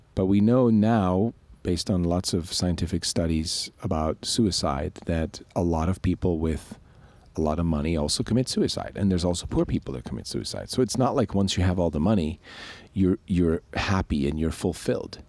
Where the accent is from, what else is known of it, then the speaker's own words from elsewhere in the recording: Switzerland; now in United States; I grew up in Switzerland